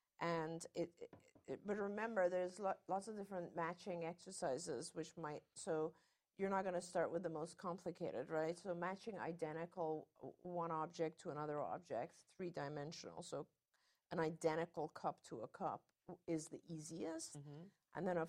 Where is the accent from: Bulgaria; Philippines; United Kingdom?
United Kingdom; accent: British; I learned English in England, in the UK, and so I had a very British accent. Then I went to an American school, and it kind of became some weird mixture.